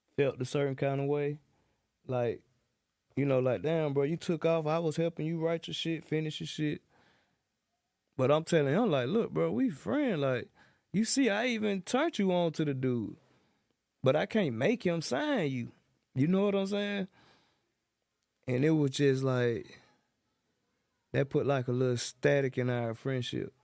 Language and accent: English; Atlanta, Georgia, United States; I'm from John Brown South, Zone three